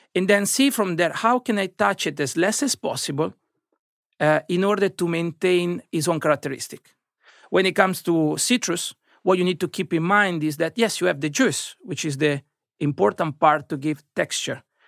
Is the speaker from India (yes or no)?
no; Italy; moved away as an adult; now in London, United Kingdom; I've been growing up in Italy